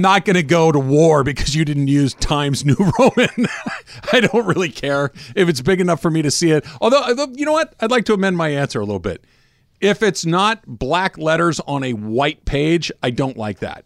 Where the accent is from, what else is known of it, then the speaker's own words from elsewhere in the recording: Claremont or Arcadia, Southern California, United States; If you grow up in Claremont or Arcadia, like I did